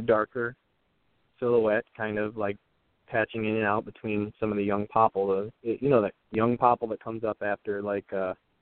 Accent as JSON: {"language": "English", "region": "Michigan", "country": "United States", "tie": "born or raised there", "said": "I was born in Michigan, middle of nowhere, small town. Didn't really see or do a whole lot. I just grew up in the country"}